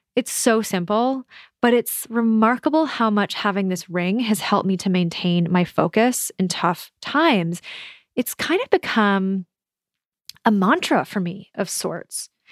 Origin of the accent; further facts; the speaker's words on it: Minnesota, United States; moved away as an adult; also born or lived in San Francisco / New York / Melbourne / Edinburgh; moving out of my home state of Minnesota